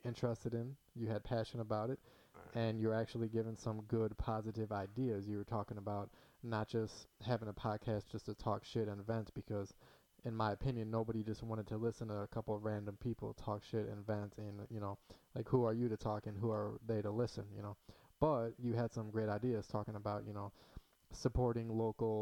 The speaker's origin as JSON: {"language": "English", "town": "Hoffman Estates", "region": "Illinois", "country": "United States", "tie": "born or raised there", "said": "Hoffman Estates, Chicago area, born and raised"}